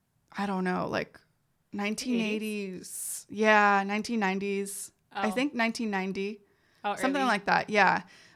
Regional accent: San Jose, California, United States; born there; I was born in San Jose, California. Yeah, here.

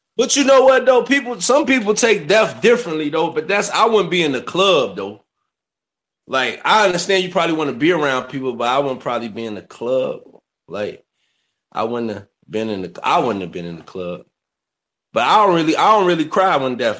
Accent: Kankakee, Illinois, United States; I'm from Kankakee, Illinois. Born and raised there

